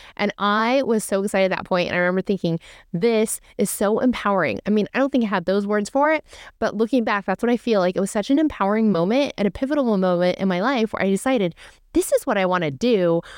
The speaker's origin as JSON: {"language": "English", "region": "California", "country": "United States", "tie": "born or raised there", "said": "I was born and raised in California. I am a California girl."}